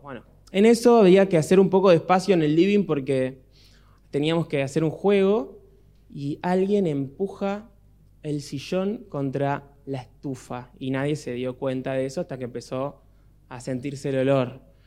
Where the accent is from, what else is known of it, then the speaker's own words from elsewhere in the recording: Miramar, Buenos Aires Province, Argentina; cuando éramos chicos en casa en Miramar